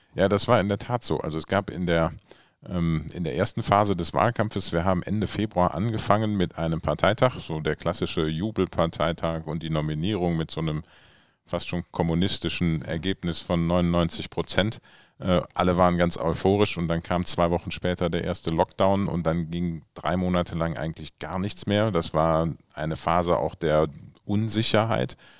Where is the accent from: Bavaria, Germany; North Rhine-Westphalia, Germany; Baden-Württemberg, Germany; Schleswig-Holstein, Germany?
North Rhine-Westphalia, Germany; Düsseldorf; ich komme ja aus Wersten